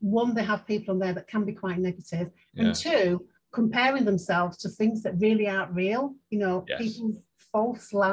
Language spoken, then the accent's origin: English; Leeds, Yorkshire and the Humber, United Kingdom; I'm from Chapeltown in Leeds. And I've left school with nothing